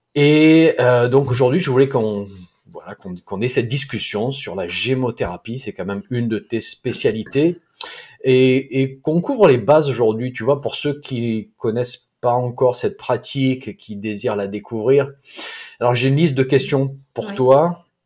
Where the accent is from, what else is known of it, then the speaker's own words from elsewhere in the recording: south-east France, France; accent: sud-est; mon accent du sud-est